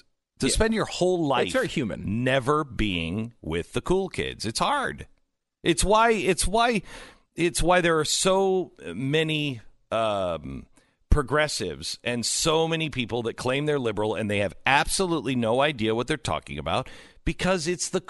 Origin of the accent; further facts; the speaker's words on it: Seattle, Washington, United States; I'm from Seattle area, so she probably is not a fan of mine